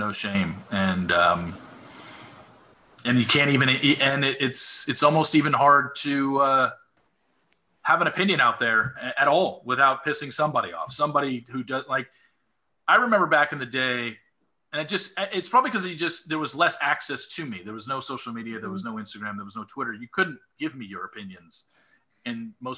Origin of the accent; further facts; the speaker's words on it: Southern California, United States; I grew up in Southern California